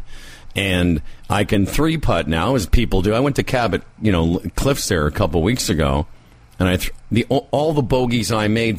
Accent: Moose Jaw, Saskatchewan, Canada; I grew up in Moose Jaw

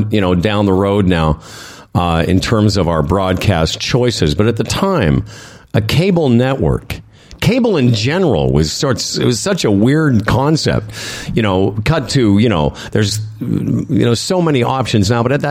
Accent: Moose Jaw, Saskatchewan, Canada; moved away; also born or lived in Calgary; I grew up in Moose Jaw

